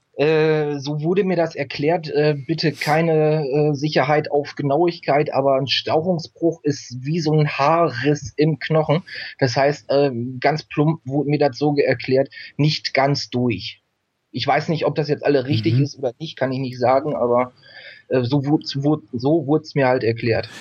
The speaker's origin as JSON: {"language": "German", "area": "East Frisia", "region": "Lower Saxony", "country": "Germany", "tie": "born or raised there", "moved": "as an adult", "lives_now": "Emsland, Germany", "said": "ich bin in Ostfriesland gestor-, äh, äh, geboren, bin da aufgewachsen"}